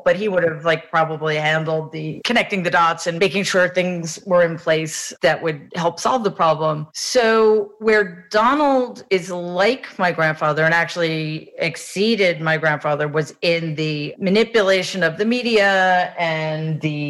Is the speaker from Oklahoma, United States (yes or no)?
no; New York City, New York, United States; I grew up in Jamaica, Queens